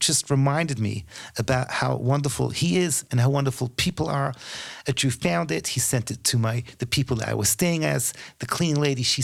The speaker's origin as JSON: {"language": "English", "country": "United Kingdom", "said": "as a Brit, I'm kind of embarrassed"}